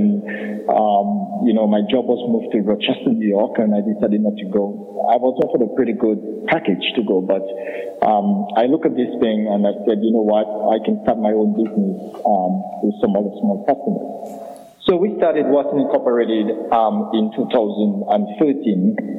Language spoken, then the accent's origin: English; Scotts Head, Dominica; originally from the southern tip of Dominica, historic community of Scott Fed, and grew up as a little boy, young boy in Dominica